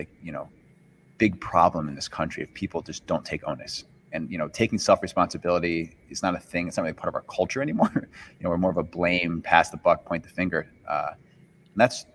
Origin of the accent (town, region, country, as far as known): United States